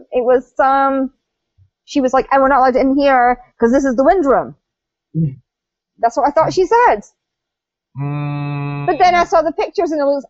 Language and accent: English; United Kingdom; I'm British